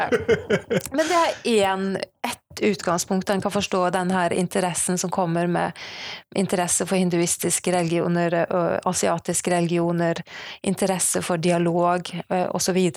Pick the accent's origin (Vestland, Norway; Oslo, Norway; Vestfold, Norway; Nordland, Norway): Vestfold, Norway; Sandefjord; now in Bergen, Norway; Jeg kommer fra Sandefjord, men bor i Bergen